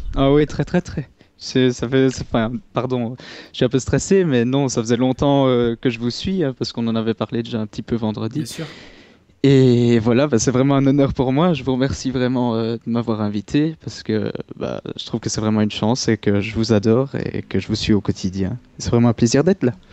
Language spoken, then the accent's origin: French; Liège, Wallonia, Belgium; accent: Belgian; je suis originaire de Liège